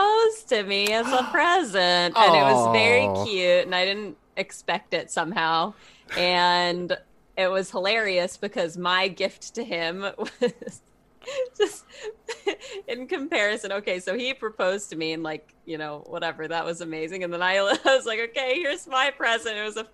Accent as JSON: {"language": "English", "region": "Massachusetts", "country": "United States", "tie": "born or raised there", "also_born_or_lived": "New York City / Portland", "moved": "yes", "said": "I'm from Massachusetts, a coast town, so I grew up eating seafood."}